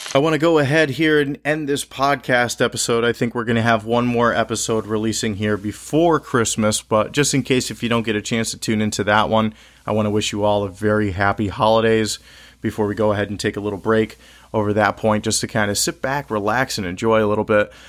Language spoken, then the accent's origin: English; Connecticut, United States; I'm recording this podcast from my home state of Connecticut